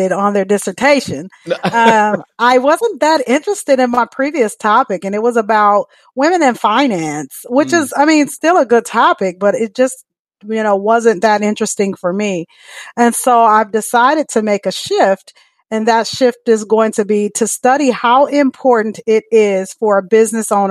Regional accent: Michigan, United States; now in Dallas, United States; I'm from Michigan, but I am officially a Texan

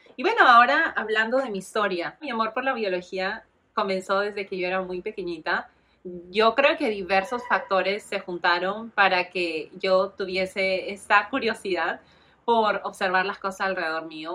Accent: Lima, Peru; moved away as an adult; Yo soy de Perú, nací y crecí en Lima, Perú, en 1990

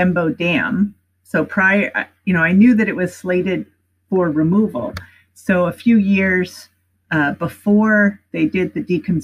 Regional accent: East Coast, United States; moved away as an adult; also born or lived in Berkeley, California; I grew up on the East Coast

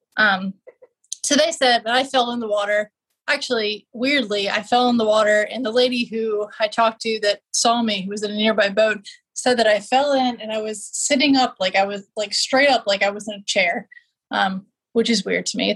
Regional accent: Richmond, Virginia, United States; MCV in Richmond, in my hometown

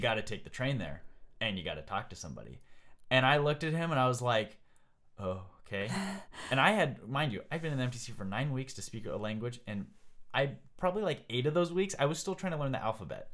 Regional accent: United States; I'm from America

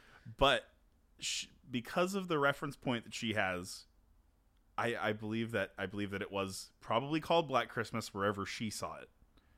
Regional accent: Canada; We're Canadian.

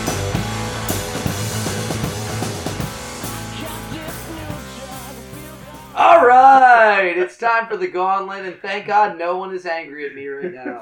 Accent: United States; as Americans

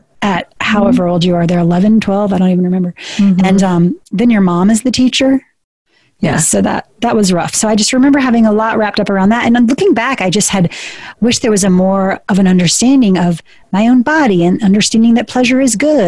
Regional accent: South Georgia, United States; I was born in Georgia. I was raised in South Georgia

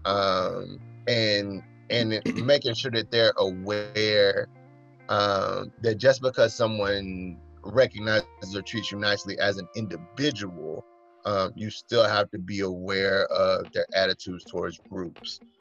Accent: Mississippi, United States; I grew up in the Neo Confederacy here in Mississippi

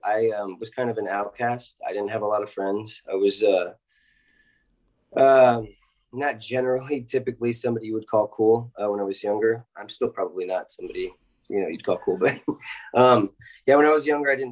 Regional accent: Los Angeles, California, United States; I'm from Los Angeles originally

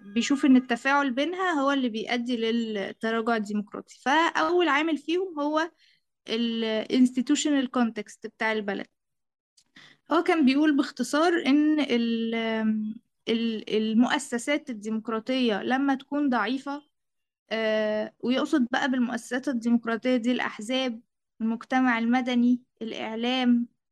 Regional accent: Egypt; أنا مصرية

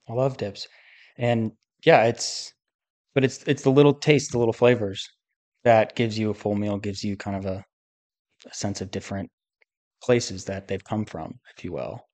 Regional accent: United States; I'm obviously an American

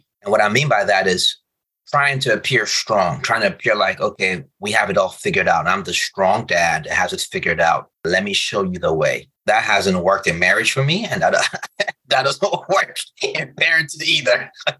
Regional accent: Nigeria; So I'm Nigerian, but my parents live in Republic of Benin, a French country.

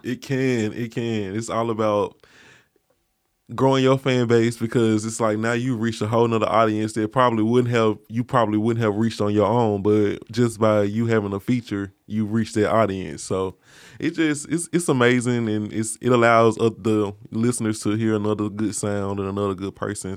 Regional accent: Mississippi, United States; moved away as an adult; now in Memphis, United States; I'm from Mississippi originally. I've been in Memphis about two years.

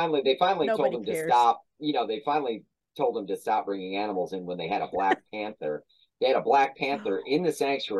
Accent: Tinley Park, Illinois, United States; moved away as an adult; also born or lived in Kankakee area, Illinois; now in Tennessee, United States; I grew up in Tinley Park area, but I also kind of grew up just north of Kankakee in a town called Piatone

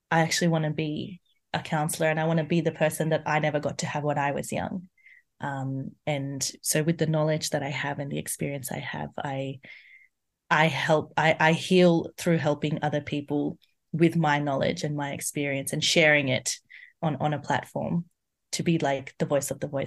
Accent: India; So I'm Indian, and from there, I realized that so many women, they're going through domestic violence

